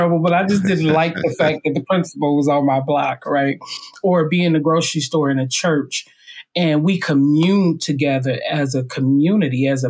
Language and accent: English; Highland Park, Michigan, United States; I was raised in Highland Park, which is a little donut hole in the middle of Detroit